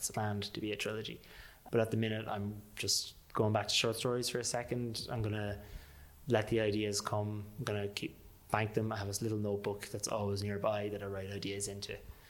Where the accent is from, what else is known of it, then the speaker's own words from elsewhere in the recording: Manorhamilton, Leitrim, Ireland; How about, just for my own sake, I have to do my hometown